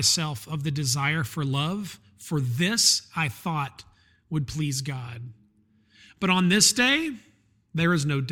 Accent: North Alabama, United States; born or raised there; now in Atlanta, United States

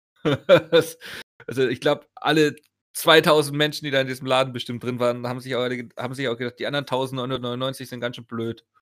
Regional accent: Augsburg, Bavaria, Germany; bei uns in Augsburg

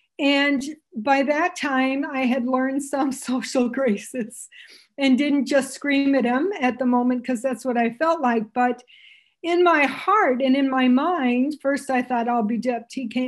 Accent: Canada; So I'm Canadian, which you probably wonder where the heck I have this funny little accent. My family thinks I sound American, but to Americans, I sound, they don't, can't figure it out.

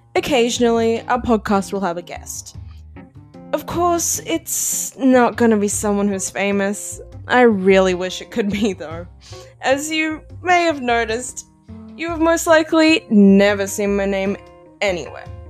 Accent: Australia; I'm just an Aussie high school kid

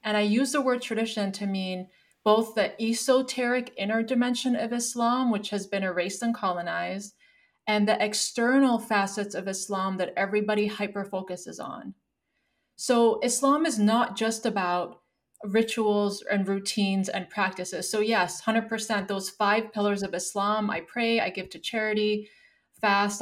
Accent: Canada; now in United States; I live in the United States right now. Yes, I'm Canadian.

